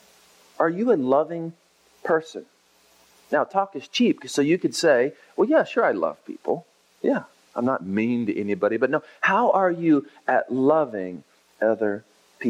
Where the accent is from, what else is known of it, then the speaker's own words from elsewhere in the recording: Oklahoma, United States; now in Texas, United States; I grew up in Oklahoma, and I live now in Texas